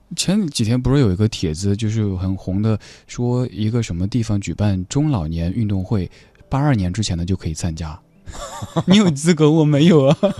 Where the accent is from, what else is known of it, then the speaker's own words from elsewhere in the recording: Sichuan, China; accent: Sichuanese; 我就是讲四川话